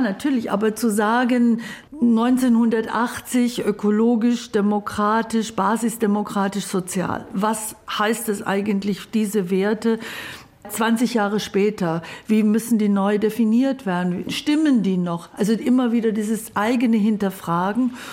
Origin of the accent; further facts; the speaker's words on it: Babenhausen, Bavaria, Germany; also born or lived in Ulm; Ulm ist Baden-Württemberg, da bin ich geboren, aufgewachsen in Babenhausen, das ist zwischen Memmingen, Augsburg, in der Ecke